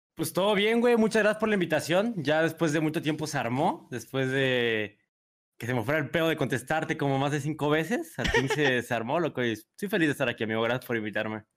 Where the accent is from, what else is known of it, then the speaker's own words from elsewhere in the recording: San Luis Potosí, Mexico; soy de San Luis Potosí